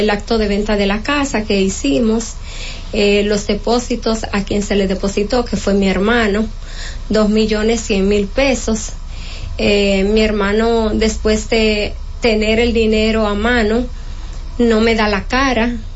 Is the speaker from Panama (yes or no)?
no; Loma de Cabrera, Dajabón, Dominican Republic; now in Santo Domingo, Dominican Republic; nosotros somos oriundo de Loma de Cabrera.